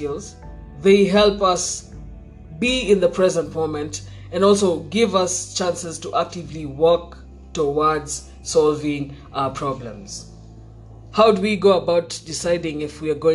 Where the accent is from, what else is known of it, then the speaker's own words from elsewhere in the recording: Kenya; as Kenyan youth